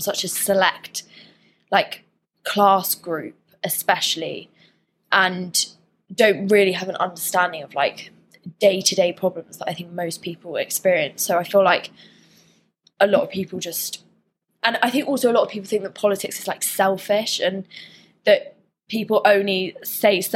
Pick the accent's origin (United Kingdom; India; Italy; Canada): United Kingdom; Dorset, South West England; moved away as an adult; now in Liverpool, United Kingdom; I'm from Dorset originally